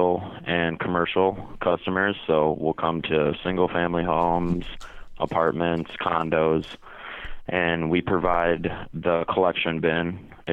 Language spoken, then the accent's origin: English; St. Michael, Minnesota, United States; moved away as an adult; also born or lived in Tempe, Arizona; now in Phoenix, United States; I grew up in Minnesota in a typical suburban town outside Minneapolis called St. Michael.